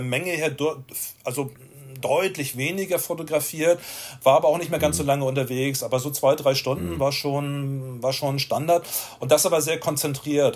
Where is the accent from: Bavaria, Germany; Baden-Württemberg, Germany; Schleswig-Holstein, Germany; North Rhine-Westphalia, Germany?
Schleswig-Holstein, Germany; Itzehoe; moved away as an adult; also born or lived in Hamburg; now in Vienna, Austria; ich bin in Itzehoe geboren worden, das kleine Städtchen